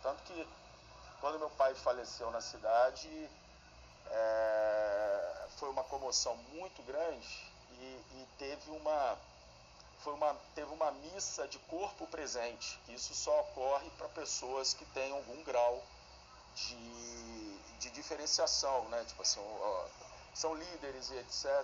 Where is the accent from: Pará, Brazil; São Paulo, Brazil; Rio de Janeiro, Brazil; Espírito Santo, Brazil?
Espírito Santo, Brazil; Guaçuí; Eu nasci em Guaçuí, uma cidadezinha de 30 mil habitantes, que a única, a única escola que tinha de segundo grau era uma escola pública